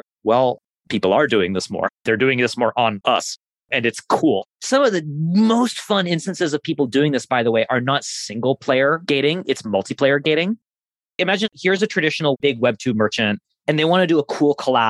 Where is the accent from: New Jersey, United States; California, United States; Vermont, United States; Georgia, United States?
Vermont, United States; Burlington; from Burlington, Vermont, my hometown